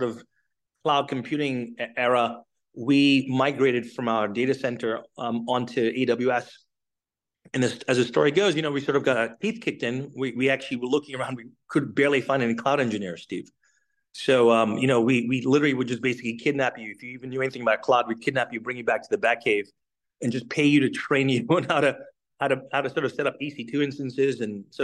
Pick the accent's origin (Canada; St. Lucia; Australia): St. Lucia; now in United States; I'm originally from the Caribbean, from St. Lucia